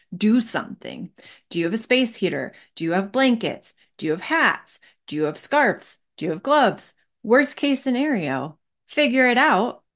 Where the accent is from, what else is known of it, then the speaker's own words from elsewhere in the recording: Michigan, United States; now in Colorado, United States; I grew up in Michigan